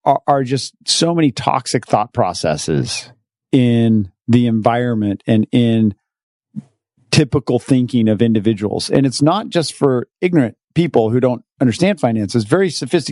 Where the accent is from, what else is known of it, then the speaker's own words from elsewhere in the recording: Utah, United States; moved away; I'm from Utah where it's cold and it's winter.